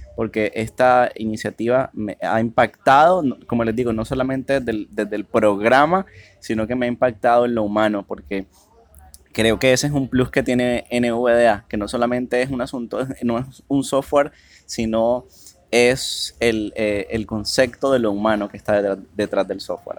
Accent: Cartagena, Bolívar, Colombia; soy de la ciudad de Cartagena, Colombia

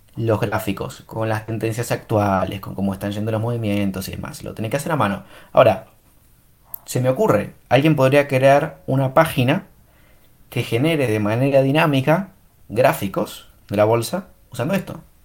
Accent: Argentina; soy argentino

